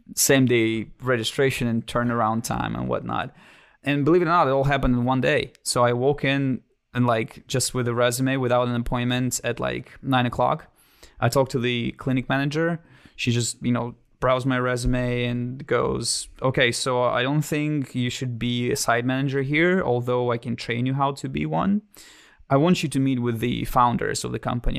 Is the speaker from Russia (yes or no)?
yes; Siberia, Russia; English is a second language; moved away as an adult; now in United States; I was born and raised in Russia until the age of nineteen